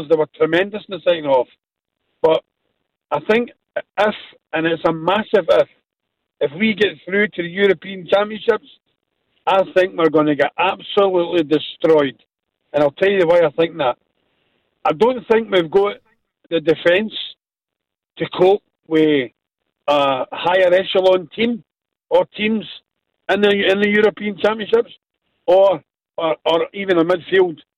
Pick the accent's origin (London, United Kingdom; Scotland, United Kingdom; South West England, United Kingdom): Scotland, United Kingdom; I'm I'm I'm Scottish.